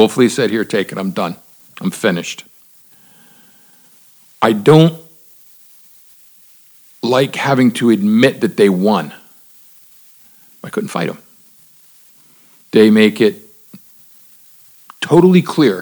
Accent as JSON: {"language": "English", "town": "Miami", "region": "Florida", "country": "United States", "tie": "born or raised there", "said": "I grew up in Miami in the 70s and 80s."}